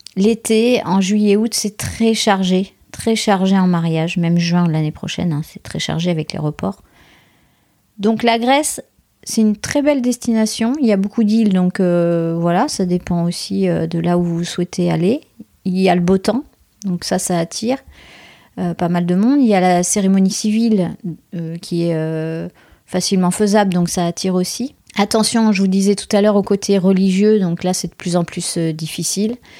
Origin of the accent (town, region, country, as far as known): France